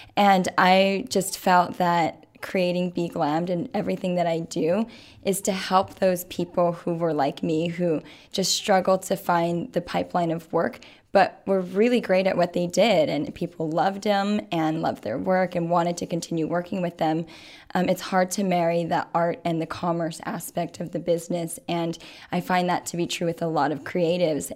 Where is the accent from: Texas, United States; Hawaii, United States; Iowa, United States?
Hawaii, United States; Waimea; moved away; I'm originally from Waimea. It is a very, very small town on the Big Island